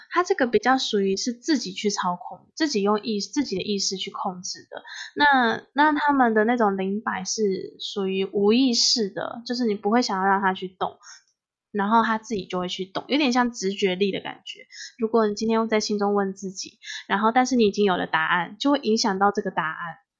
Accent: Taiwan; 因为我们台湾其实很多闽南的人

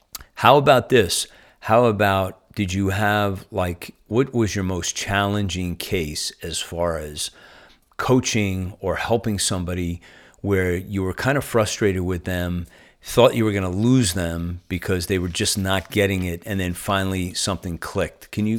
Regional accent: Northeast, United States; accent: Northeastern; I am hanging on to my Northeastern accent at all costs.

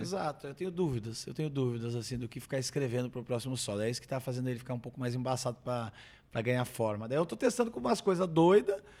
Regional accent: Brazil; estou velho e sou brasileiro preguiçoso

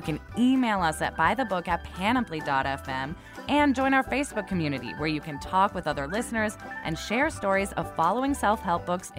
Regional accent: United States; Even though we're American

